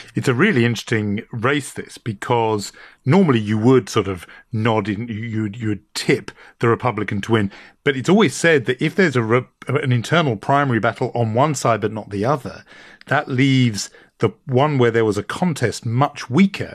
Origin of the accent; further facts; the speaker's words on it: United Kingdom; accent: British; my British accent